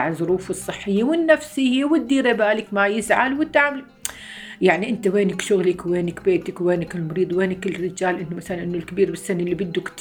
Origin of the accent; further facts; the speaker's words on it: Homs, Homs Governorate, Syria; moved away as an adult; عمري 54 سنة من مدينة حمص جيت أنا وزوجي وأولاد اثنين هلا